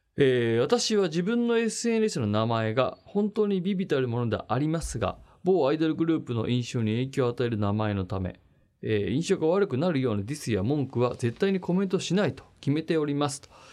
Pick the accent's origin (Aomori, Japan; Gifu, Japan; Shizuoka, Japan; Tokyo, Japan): Tokyo, Japan; Machida; 幼稚園小中高大と全部町田で町田育ち